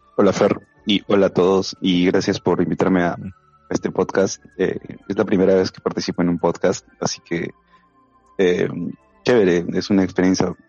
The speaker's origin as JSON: {"language": "Spanish", "region": "Tacna", "country": "Peru", "moved": "as an adult", "lives_now": "Lima, Peru", "said": "en realidad yo no soy de aquí, de Lima, yo soy de Tacna"}